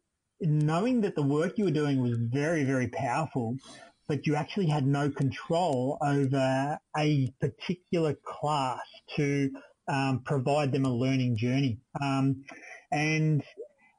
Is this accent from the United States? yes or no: no; Australia; being Australian